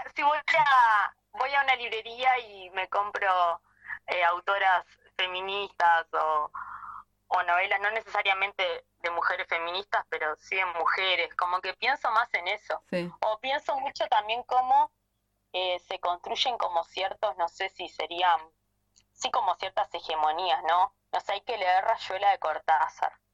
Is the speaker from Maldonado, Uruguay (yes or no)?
yes; Maldonado, Uruguay; soy de Maldonado, que soy parte del colectivo que arda